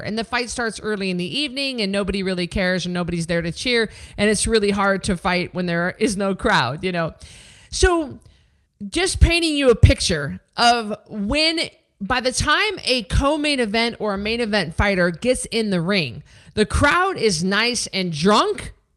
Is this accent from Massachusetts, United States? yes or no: no; Memphis, Tennessee, United States; this was my hometown. I was the hometown girl, the hometown hero